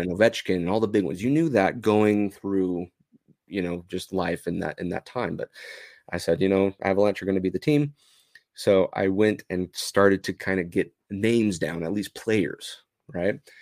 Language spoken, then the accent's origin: English; Provo, Utah, United States; I'm from Utah, and I still live in Utah, uh, born and raised in Provo